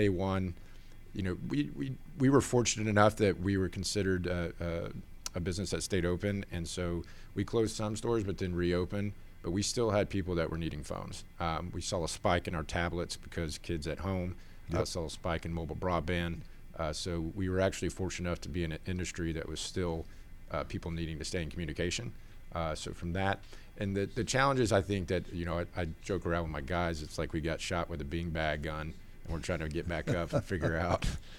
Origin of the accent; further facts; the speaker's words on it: Austin, Texas, United States; born there; also born or lived in Georgia; So, I was born in Austin, Texas, so actually moved over to Georgia about in 1990, around that time frame.